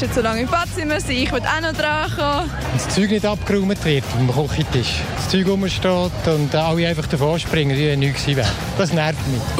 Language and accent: German; Switzerland; Ich bin Schweizerin, doch ja, ich meine das ursprünglich.